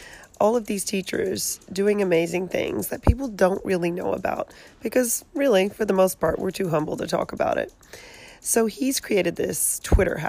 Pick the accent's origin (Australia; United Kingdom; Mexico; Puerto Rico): Australia; moved away as an adult; also born or lived in San Jose, California; now in California, United States; I grew up in Australia, born and raised